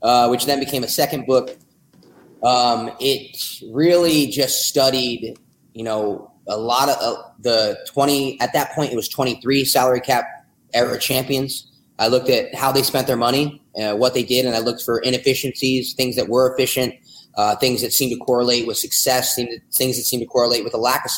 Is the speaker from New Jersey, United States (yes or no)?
yes; New Jersey, United States; now in Austin, United States; I'm from New Jersey